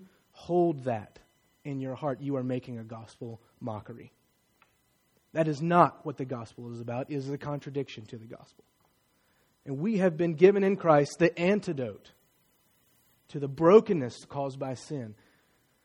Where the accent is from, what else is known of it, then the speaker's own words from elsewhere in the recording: Martinsville, United States; Many of my friends growing up in Martinsville don't look like me